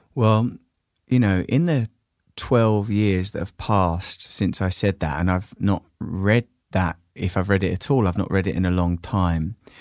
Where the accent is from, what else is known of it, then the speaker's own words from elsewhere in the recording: Grays, East of England, United Kingdom; When I was a little boy growing up in Grays in Essex with just my mum